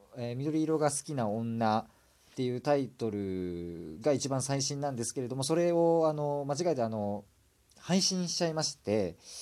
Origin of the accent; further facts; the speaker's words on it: Kansai, Japan; accent: Kansai dialect; すごい関西弁が出てしまってるんですけどもね